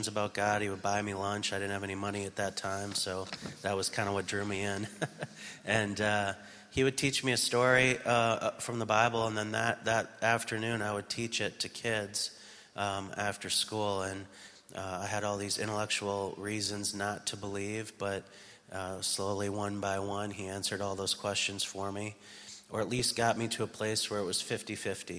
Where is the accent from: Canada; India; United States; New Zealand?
United States; moved away; I'm from the States